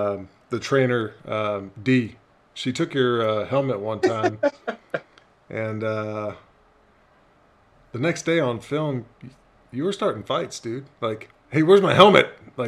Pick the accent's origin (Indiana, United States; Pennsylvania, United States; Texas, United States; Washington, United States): Texas, United States; I'm from Texas. We don't really play lacrosse in Texas.